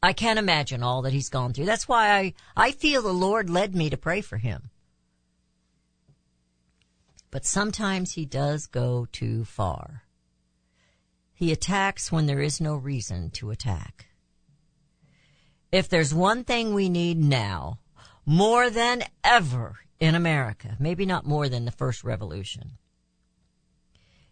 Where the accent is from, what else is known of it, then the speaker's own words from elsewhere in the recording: United States; as American citizens